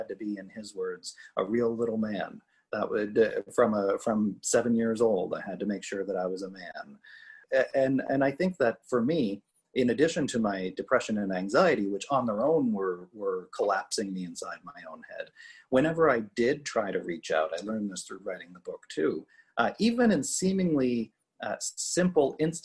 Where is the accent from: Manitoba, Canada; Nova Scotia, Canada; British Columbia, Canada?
Nova Scotia, Canada; Cape Breton; I grew up in Cape Breton, Nova Scotia, small town kind of mentality